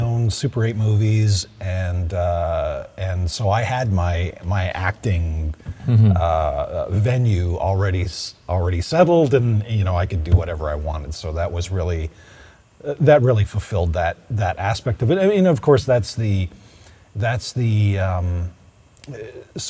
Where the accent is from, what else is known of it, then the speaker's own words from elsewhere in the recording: Oshawa, Ontario, Canada; I came from a bustling, auto-driven town or city, Oshawa.